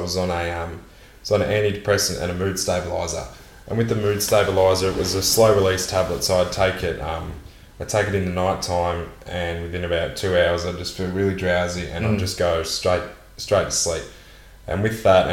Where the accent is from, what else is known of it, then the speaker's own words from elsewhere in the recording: Warrnambool, Victoria, Australia; people who I grew up with in Warrnambool, but I moved to boarding school when I was in year 9 for 5 years.